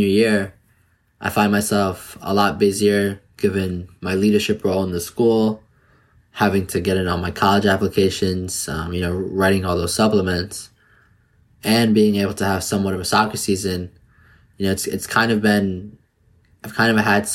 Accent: New Jersey, United States; I'm a senior from New Jersey.

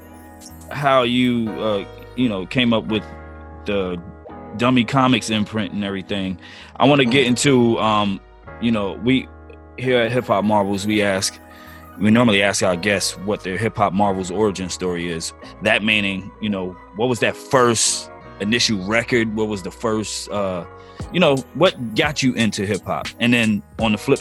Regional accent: Jersey City, New Jersey, United States; now in Durham, United States; I'm from Jersey too

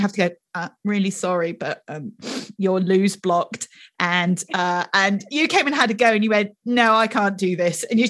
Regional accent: United Kingdom; I'm British

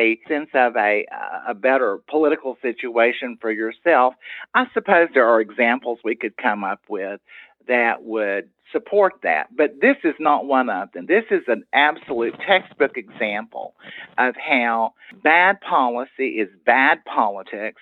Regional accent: Tyler, Texas, United States; I'm from Tyler

